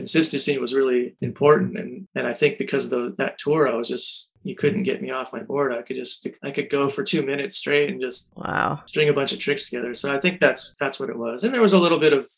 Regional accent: California, United States; I was born in California

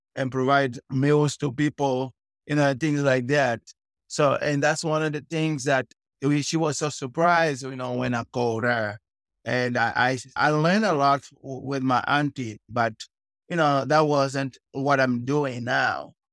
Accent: Cape Town, Western Cape, South Africa; moved away as an adult; also born or lived in Luanda, Angola; now in Katy, United States; I was born in Angola and Luanda. I was raised in okay. South Africa, Cape Town.

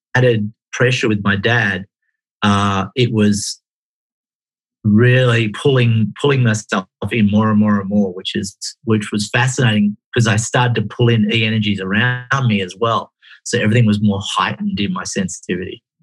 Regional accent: Perth, Western Australia, Australia; also born or lived in Exmouth, Western Australia; I was born in Perth, Australia

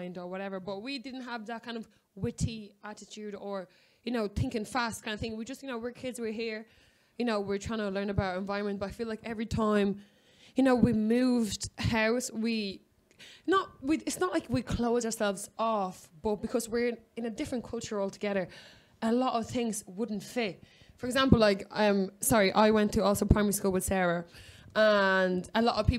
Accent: Ireland; I remember, like, being Irish

